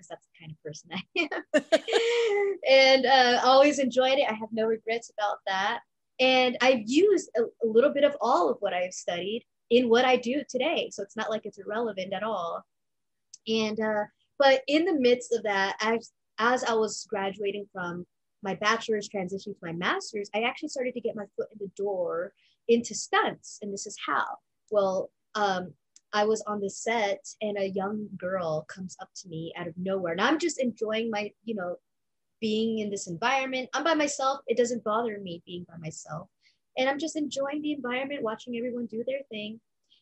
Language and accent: English; Los Angeles, California, United States; I grew up in Los Angeles, born and raised